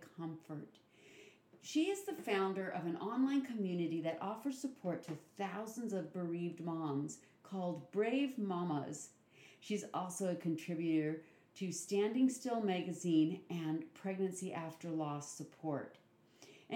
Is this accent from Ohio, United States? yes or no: no; Washington, United States; moved away; my home state of Washington